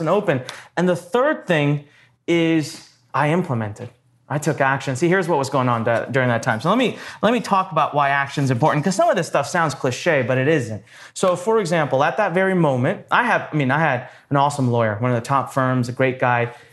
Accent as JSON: {"language": "English", "region": "Punjab", "country": "India", "moved": "yes", "lives_now": "Maryland, United States", "said": "I'm actually Punjabi, so I'm from north part"}